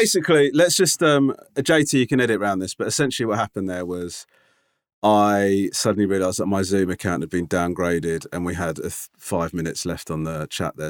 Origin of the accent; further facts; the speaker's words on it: London, United Kingdom; I said, "London."